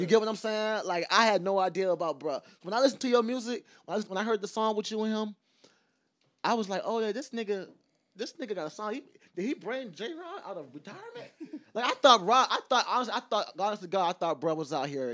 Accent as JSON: {"language": "English", "town": "Savannah", "region": "Georgia", "country": "United States", "said": "I'm from Savannah"}